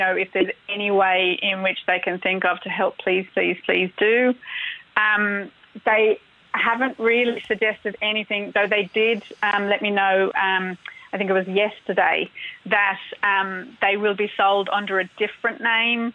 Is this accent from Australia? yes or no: yes; Australia; now in Ireland; You probably guess from my accents that I'm not from here originally. I'm from Australia